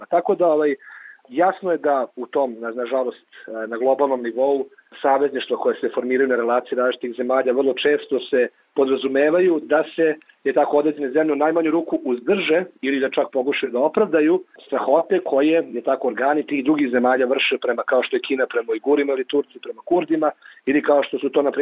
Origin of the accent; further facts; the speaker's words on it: Serbia; ovde kod nas u Srbiji